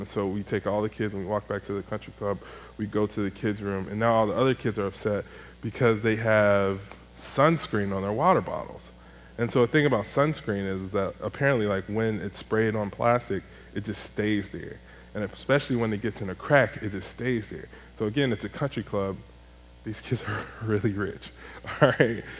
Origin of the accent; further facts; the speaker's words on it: Chicago, Illinois, United States; moved away as an adult; also born or lived in Greenville; I'm from Chicago